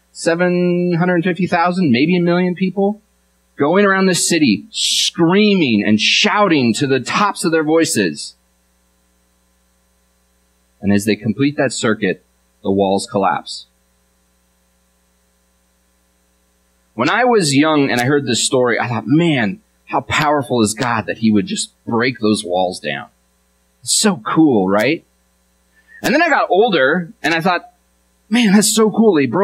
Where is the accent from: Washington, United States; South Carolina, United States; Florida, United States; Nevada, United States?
Washington, United States; I'm from Washington, and so I'm a fan of the Seahawks